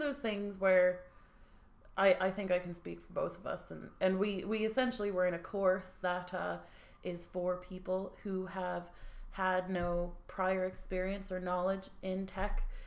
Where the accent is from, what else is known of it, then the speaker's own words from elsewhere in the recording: United States; now in Dublin, Ireland; we're from the good old US